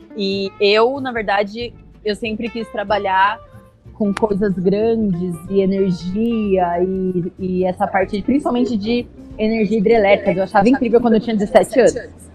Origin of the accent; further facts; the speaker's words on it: interior of São Paulo, Brazil; moved away as an adult; now in Curitiba, Brazil; Sou do interior de São Paulo. Hoje moro em Curitiba, porque vim para cá fazer engenharia civil e fiquei